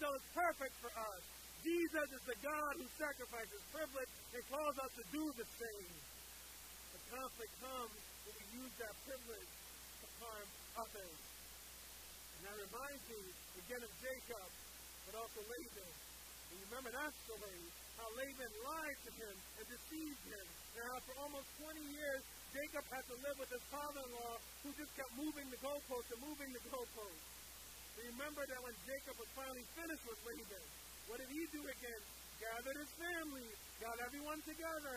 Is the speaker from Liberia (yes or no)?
yes; Liberia; moved away; my home country of Liberia